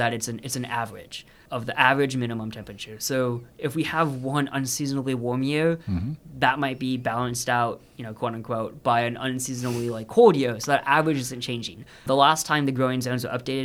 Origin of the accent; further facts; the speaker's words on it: Texas, United States; moved away; I'm from Texas myself